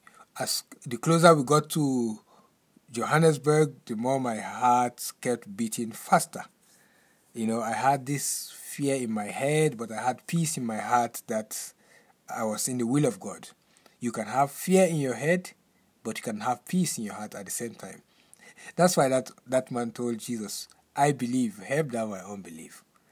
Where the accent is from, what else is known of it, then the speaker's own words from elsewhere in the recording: Lagos, Nigeria; moved away as an adult; now in South Africa; I came to South Africa in the year 2015. That on the 26th of July 2015, I came from Lagos, Nigeria. I came to study at River Bible Institute. When I was living in Lagos, Nigeria, I had only 200 rand in my wallet.